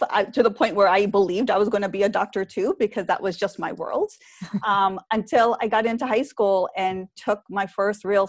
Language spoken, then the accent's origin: English; New York, United States; I grew up in New York.